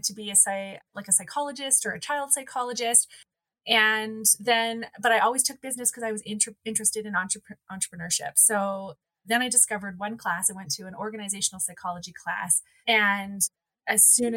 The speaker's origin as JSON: {"language": "English", "town": "Calgary", "region": "Alberta", "country": "Canada", "tie": "born or raised there", "said": "I grew up in Calgary, so I'm a born and raised Calgarian"}